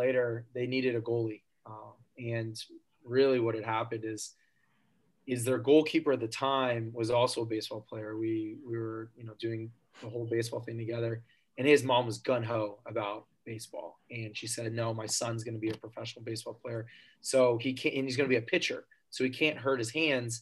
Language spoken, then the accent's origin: English; Fort Huachuca, Arizona, United States; I was born in Fort Huachuca, Arizona